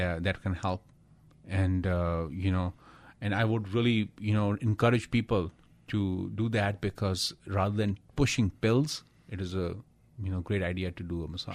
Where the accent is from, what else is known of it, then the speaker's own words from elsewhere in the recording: India; I'm from India